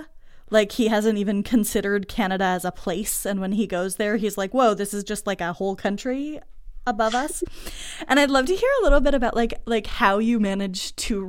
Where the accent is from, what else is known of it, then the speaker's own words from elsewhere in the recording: United States; moved away as an adult; also born or lived in Montreal; as an American kid who moved to Montreal to go to McGill